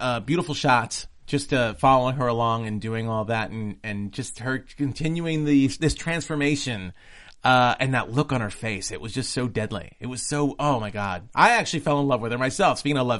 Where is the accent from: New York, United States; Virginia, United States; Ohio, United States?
New York, United States; New York City; I'm from New York.